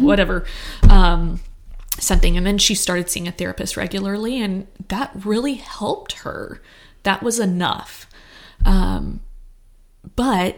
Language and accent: English; Texas, United States; I grew up in Texas.